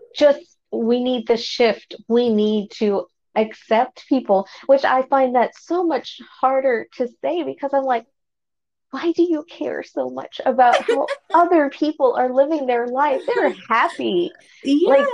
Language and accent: English; Fort Worth, Texas, United States; I was born and raised here in Fort Worth